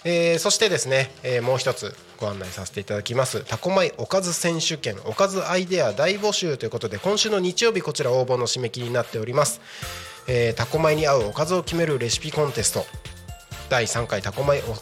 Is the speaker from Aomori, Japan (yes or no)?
yes; Aomori, Japan; moved away; 地元僕地元青森なんですけど